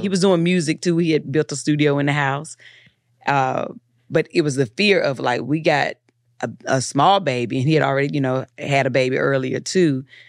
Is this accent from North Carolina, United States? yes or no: yes; Eden, North Carolina, United States; I'm from Eden, so nobody was an actor.